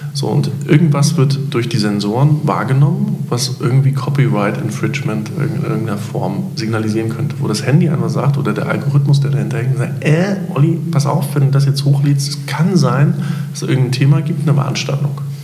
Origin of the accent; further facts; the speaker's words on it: Hamburg, Germany; ich bin Hamburger